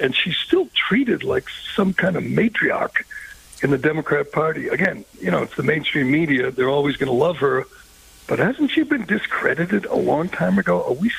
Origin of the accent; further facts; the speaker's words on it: Boston, Massachusetts, United States; I'm from Boston